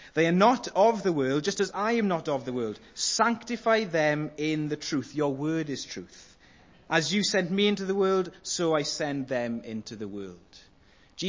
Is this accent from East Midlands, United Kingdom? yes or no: no; Welsh, Wales, United Kingdom; I'm Welsh, that's how I say it.